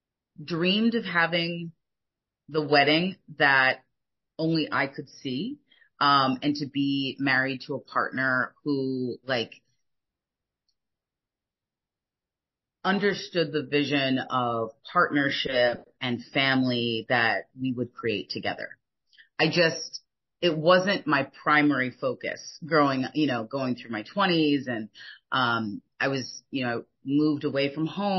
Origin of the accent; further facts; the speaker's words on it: United States; moved away as an adult; also born or lived in France; I grew up in the United States